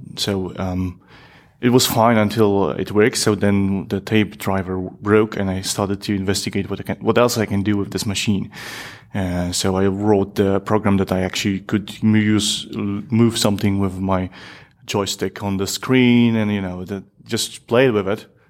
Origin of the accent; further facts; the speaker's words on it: Poland; now in Netherlands; I'm from originally from Poland. I live in Netherlands at the moment